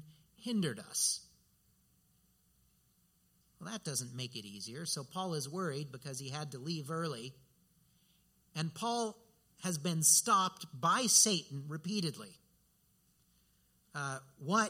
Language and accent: English; United States; for us as American Christians